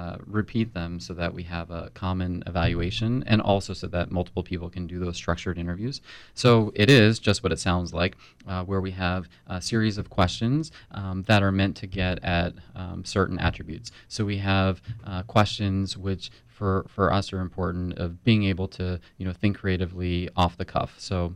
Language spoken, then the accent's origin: English; Philadelphia, Pennsylvania, United States; also born or lived in New York; now in Tampa, United States; I am originally from Philly